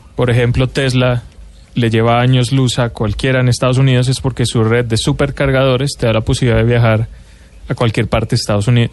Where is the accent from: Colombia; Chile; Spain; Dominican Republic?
Colombia; moved away as an adult; also born or lived in Mexico; como colombiano que ha vivido en México